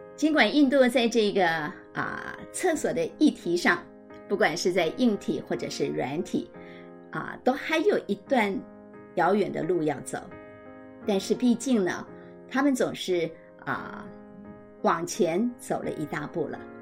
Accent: Taipei, Taiwan; 身为台北人，我非常地幸福

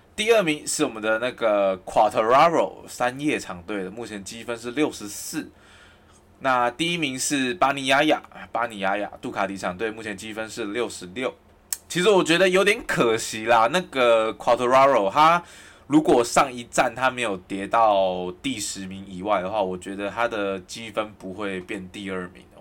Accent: Kaohsiung, Taiwan; now in Taipei, Taiwan; 因为我是高雄人

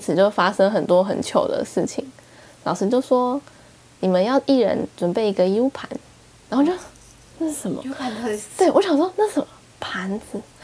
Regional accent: Taipei, Taiwan; 我是来自台湾、台北

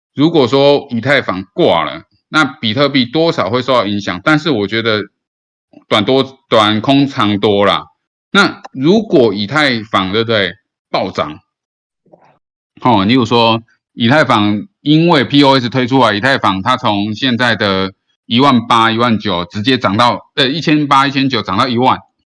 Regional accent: Taiwan; 我身为一个台湾人

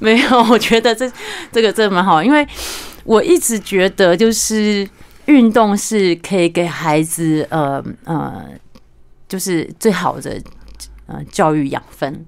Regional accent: Pingtung County, Taiwan; moved away; 我小时候我来自屏东，你知道乡下

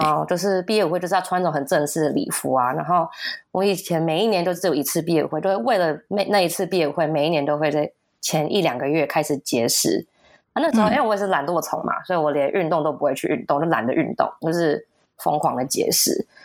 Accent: United States; moved away; 我从小在美国长大

